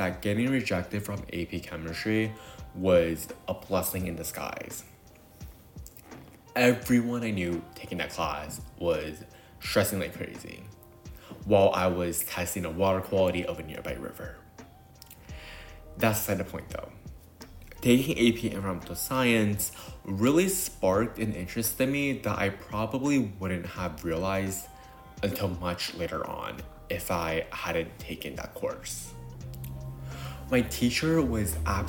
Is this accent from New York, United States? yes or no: yes; New York City, New York, United States; I was born and raised in New York City